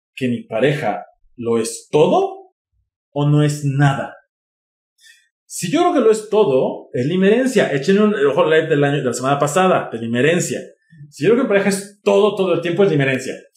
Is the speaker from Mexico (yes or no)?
yes; Mexico; soy mexicano